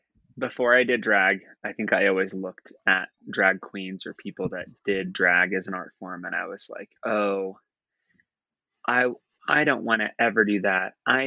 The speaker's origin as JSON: {"language": "English", "region": "Midwest", "country": "United States", "tie": "born or raised there", "said": "that I have learned through and through growing up in the Midwest in rural America to fit in."}